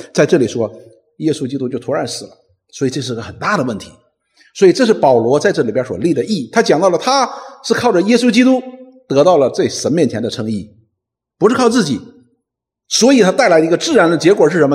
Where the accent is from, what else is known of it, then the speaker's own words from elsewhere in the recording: China; 我们中国人有五千年的文明史